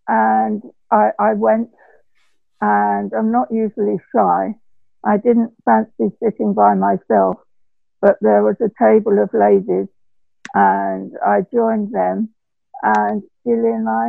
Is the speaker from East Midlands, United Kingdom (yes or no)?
no; London, United Kingdom; accent: Cockney; I'm live in Clapton Common. I'm Hackney born and bred. And I was born in St. Bartholomew, which makes me a true Cockney.